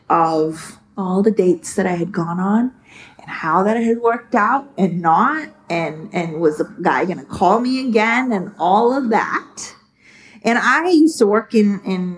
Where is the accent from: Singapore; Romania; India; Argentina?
India; moved away as an adult; also born or lived in San Francisco, United States; now in United States; I was born and raised in India, and I basically moved here to America when I was 18